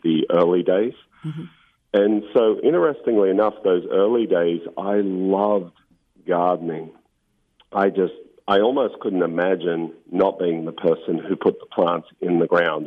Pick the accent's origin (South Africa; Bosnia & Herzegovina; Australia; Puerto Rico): Australia; Victoria; moved away as an adult; also born or lived in Mornington Peninsula, Victoria / United Kingdom; now in Monterey, United States; I was 11 and I moved to a place called the Mornington Peninsula on the southern coast of Australia